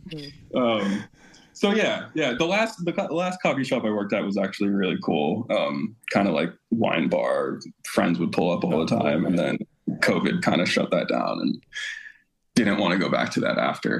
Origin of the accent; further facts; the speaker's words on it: Sarasota, Florida, United States; I grew up in small town Sarasota, Florida